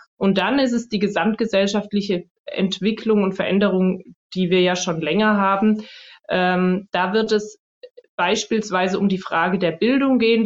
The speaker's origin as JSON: {"language": "German", "town": "Stuttgart", "region": "Baden-Württemberg", "country": "Germany", "tie": "born or raised there", "also_born_or_lived": "North Rhine-Westphalia / Tübingen", "said": "geboren bin ich in Nordrhein-Westfalen, aber aufgewachsen die meiste Zeit in Stuttgart"}